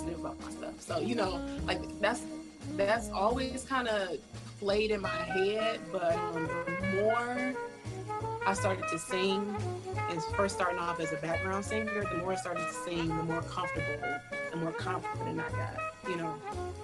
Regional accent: Detroit, Michigan, United States; I am born and raised in Detroit, Michigan, off of 8 Mile

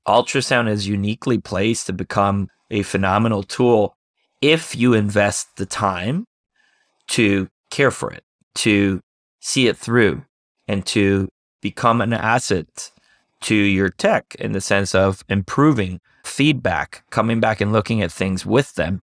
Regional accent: Costa Rica; moved away as an adult; also born or lived in Germany / Arizona, United States; now in United States; My dad's from Costa Rica, my mom's American, and I grew up in Costa Rica

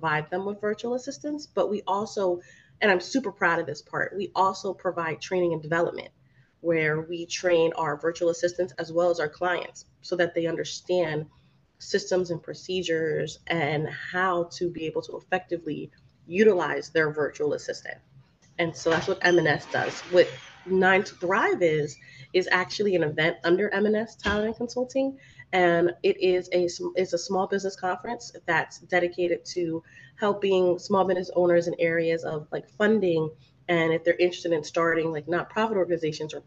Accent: New Jersey, United States; now in Miami, United States; I'm from New Jersey

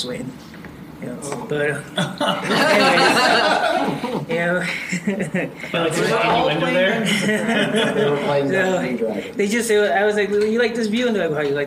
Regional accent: Providence, Rhode Island, United States; moved away as an adult; I'm from Providence, Rhode Island. Been here for 3 weeks.

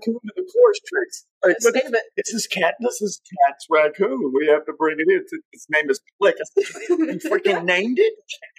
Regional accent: Little Rock, Arkansas, United States; I'm from Little Rock, Arkansas.

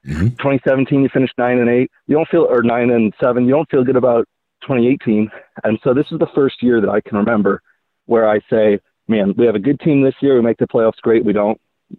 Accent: North Carolina, United States; I'm 27, and I'm from North Carolina.

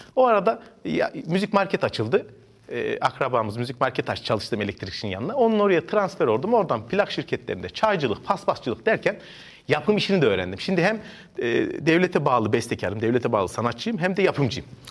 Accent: Ankara, Turkey; Ben e, Ankara'da doğdum 1982 yılında e, bağlamacı oldum. Ama benim annem babam da Ankara doğmuş

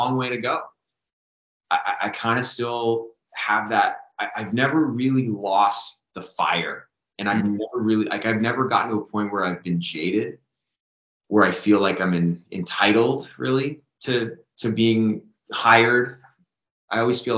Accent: Canada; as a Canadian actor

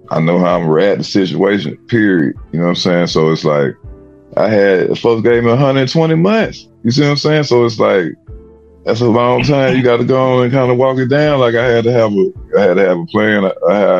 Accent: Alabama, United States; I'm from Alabama

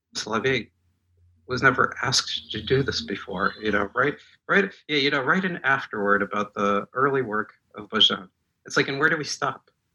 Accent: Moscow, Russia; English is a second language; moved away; I was born in Moscow. I speak Russian.

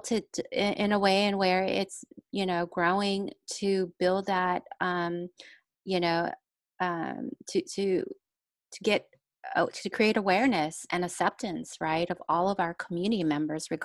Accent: Los Angeles, California, United States; also born or lived in refugee camps (Cambodia/Thailand border); now in Long Beach, United States; I grew up in Echo Park area in the 80s

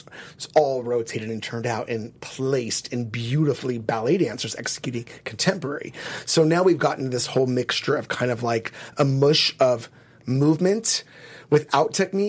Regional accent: California, United States; I grew up in California.

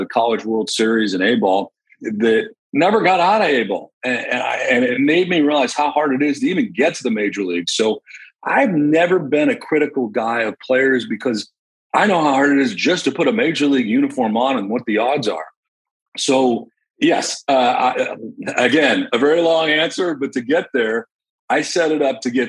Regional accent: Boston, Massachusetts, United States; moved away; also born or lived in Melrose, Massachusetts; I was from Boston. They didn't care that I grew up in New England or a Red Sox fan

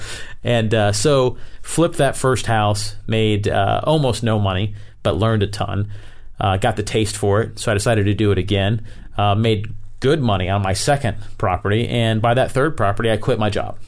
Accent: Tampa, Florida, United States; I grew up in Florida, uh, in the Tampa area.

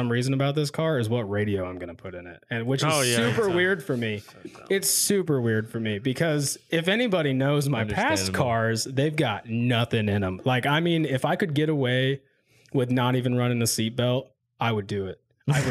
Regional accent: Quad Cities, Iowa, United States; I'm from the Quad Cities of Iowa. We put so much salt on our roads, it's ridiculous.

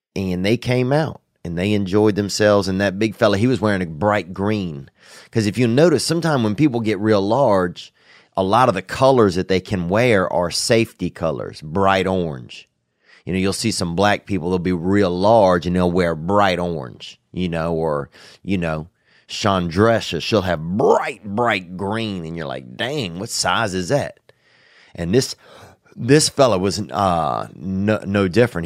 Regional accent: Louisiana, United States; born or raised there; moved away

